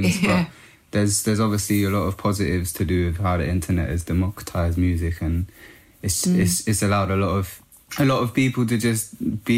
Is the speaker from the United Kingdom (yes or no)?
yes; London, United Kingdom; In Northwest London, in Camden, Kentish Town.